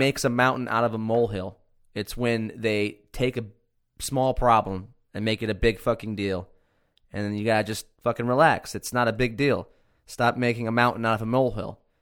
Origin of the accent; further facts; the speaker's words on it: Cortland, New York, United States; my hometown, Cortland